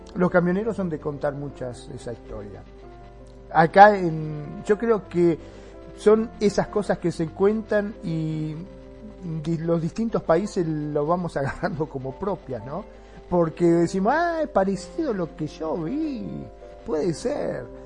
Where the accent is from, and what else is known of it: Argentina